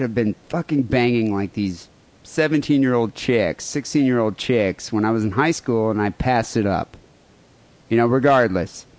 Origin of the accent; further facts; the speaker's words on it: Michigan, United States; moved away; When we both grew up in Michigan